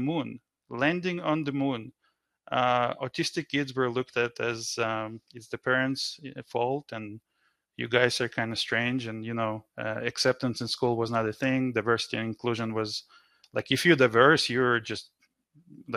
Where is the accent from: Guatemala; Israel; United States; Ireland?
Israel; now in Canada; I grew up in Israel. I've been in Canada for over 20 years now